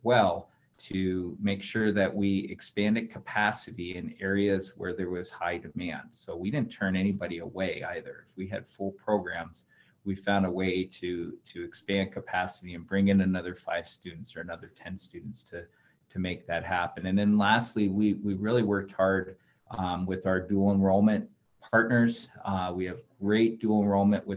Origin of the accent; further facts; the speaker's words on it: Coeur d'Alene, Idaho, United States; moved away as an adult; also born or lived in Western Washington / Montana; now in Missoula, United States; I grew up over in Coeur d'Alene